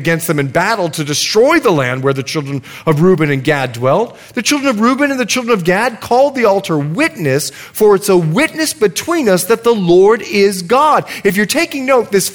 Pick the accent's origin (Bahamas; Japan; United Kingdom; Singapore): Bahamas; moved away; I'm from the Bahamas